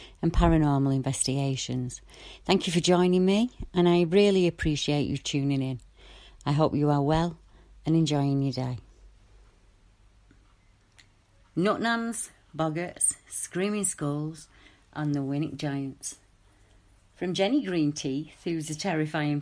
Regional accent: Wardley, North West England, United Kingdom; also born or lived in Salford; where we moved to when we moved from Salford

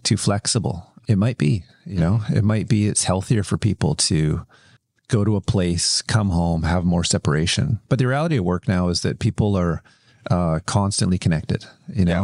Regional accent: Kelowna, British Columbia, Canada; I grew up in Kelowna, which is a little bit, it's a little bit country

